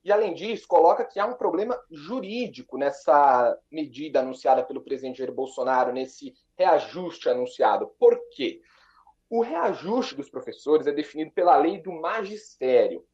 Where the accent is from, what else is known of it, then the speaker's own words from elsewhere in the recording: Bragança Paulista, São Paulo, Brazil; now in Brasília, Brazil; os dois de Bragança Paulista, nascidos e criados